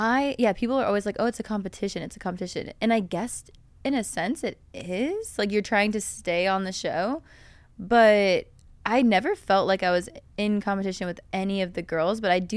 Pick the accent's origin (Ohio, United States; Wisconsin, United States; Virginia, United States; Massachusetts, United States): Virginia, United States